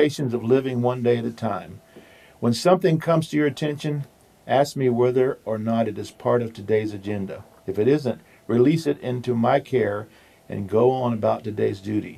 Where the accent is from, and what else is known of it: Central Florida, United States; born or raised there